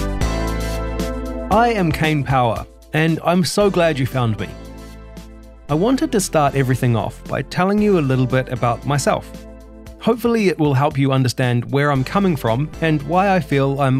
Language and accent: English; Hamilton, Waikato, New Zealand; moved away; was born in Hamilton, New Zealand, in April 1984